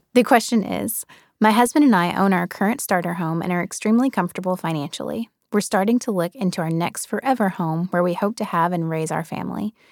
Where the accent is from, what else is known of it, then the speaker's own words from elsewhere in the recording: Birmingham, Alabama, United States; now in New York, United States; I grew up in Birmingham, Alabama